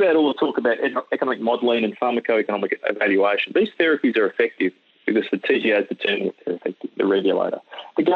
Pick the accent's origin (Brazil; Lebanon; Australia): Australia; As an Australian